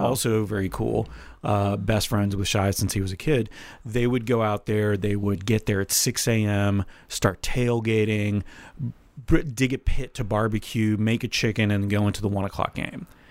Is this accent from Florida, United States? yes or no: yes; Florida, United States; I grew up in Florida, like Tampa, Jacksonville, Miami